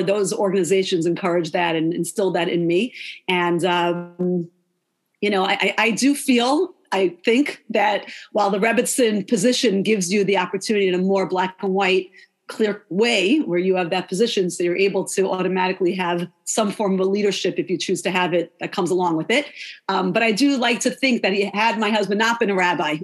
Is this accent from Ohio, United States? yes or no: no; Lawrence, New York, United States; I'm from Lawrence, New York, five towns before it was like it is the five towns now. Very different when I grew up.